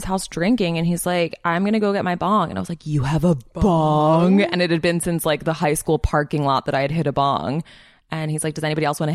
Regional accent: Philadelphia, Pennsylvania, United States; moved away; I grew up in Philadelphia

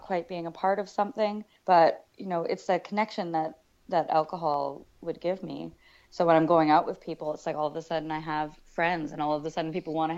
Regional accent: Richmond, British Columbia, Canada; I'm from Richmond, BC originally, which is a little suburb outside of Vancouver

